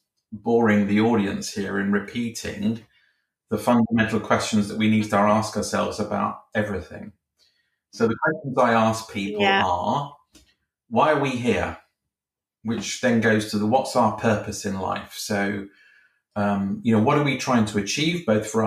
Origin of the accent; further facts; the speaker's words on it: United Kingdom; I'm a Brit. I live in Britain.